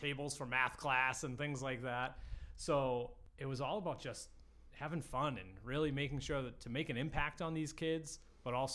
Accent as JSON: {"language": "English", "town": "Lynn", "region": "Massachusetts", "country": "United States", "tie": "born or raised there", "moved": "as an adult", "lives_now": "North Andover, United States", "said": "I grew up, born and raised in Lynn, Massachusetts."}